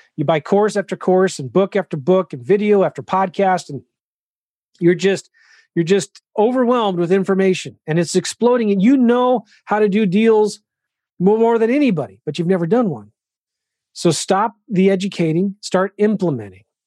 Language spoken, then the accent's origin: English; California, United States; I'm from California